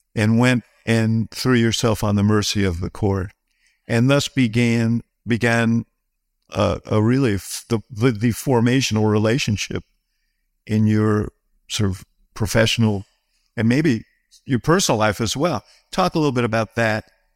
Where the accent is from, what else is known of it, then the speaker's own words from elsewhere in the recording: New York, United States; I grew up in New York